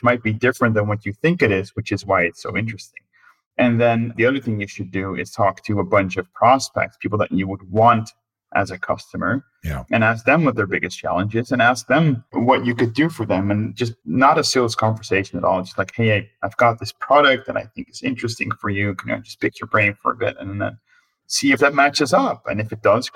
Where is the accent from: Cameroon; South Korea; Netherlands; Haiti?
Netherlands; also born or lived in United States; I'm from the Netherlands